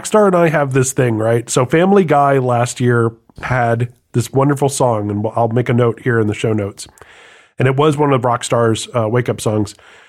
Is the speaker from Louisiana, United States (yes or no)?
yes; New Orleans, Louisiana, United States; I'm from New Orleans.